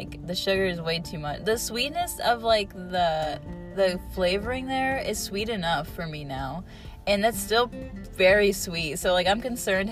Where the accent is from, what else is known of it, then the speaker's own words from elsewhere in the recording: Rootstown, Ohio, United States; my hometown, in Rootstown